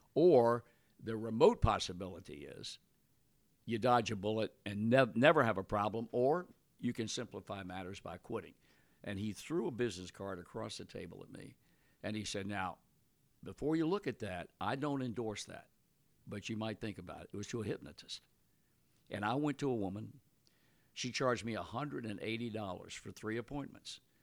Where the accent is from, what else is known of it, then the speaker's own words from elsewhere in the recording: Virginia, United States; moved away; I was born and raised in Virginia